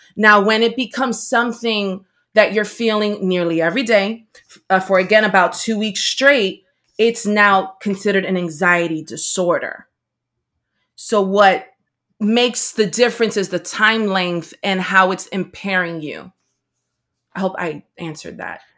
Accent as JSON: {"language": "English", "town": "Paterson", "region": "New Jersey", "country": "United States", "tie": "born or raised there", "said": "I was raised in Patterson, New Jersey"}